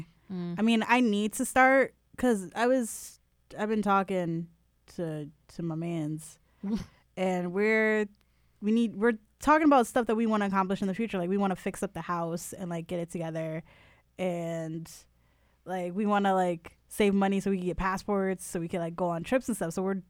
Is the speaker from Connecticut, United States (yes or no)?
yes; New Haven, Connecticut, United States; Look, I'm from New Haven. That shit ingrained in me.